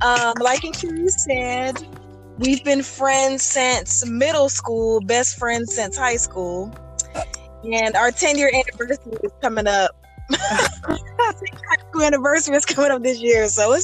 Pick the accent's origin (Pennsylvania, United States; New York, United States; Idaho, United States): Pennsylvania, United States; Lancaster; born there; also born or lived in Philadelphia / Chicago / Washington / Charlotte; now in Atlanta, United States; I was born in Lancaster, Pennsylvania. Lived in Greater Philadelphia for a few years. Lived in Chicago. Lived in D.C. Lived in Charlotte. Now I live in Greater Atlanta.